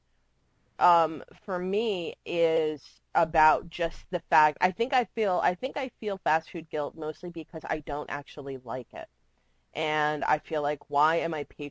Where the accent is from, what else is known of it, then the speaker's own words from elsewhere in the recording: Florida, United States; moved away; I grew up with them in Florida